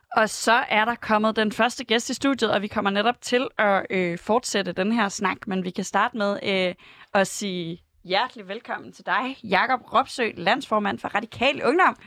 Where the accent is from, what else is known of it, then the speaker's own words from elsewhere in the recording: Aarhus, Central Denmark Region, Denmark; moved away as an adult; now in Copenhagen, Denmark; jeg er fra Aarhus